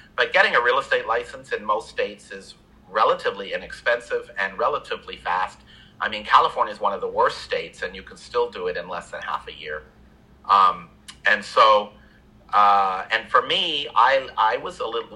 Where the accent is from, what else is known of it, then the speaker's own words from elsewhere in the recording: Canada; moved away; I grew up in Canada